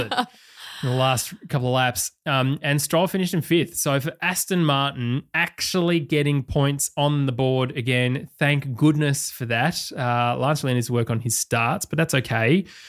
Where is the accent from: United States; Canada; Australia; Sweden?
Australia; as an Australian